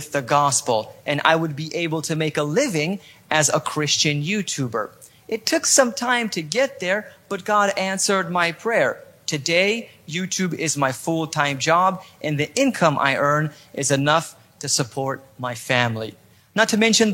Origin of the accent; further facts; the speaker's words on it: California, United States; accent: perfect American accent; moved away as an adult; now in Poland; Even though I was born in Poland, I felt more like an American because I was raised in California.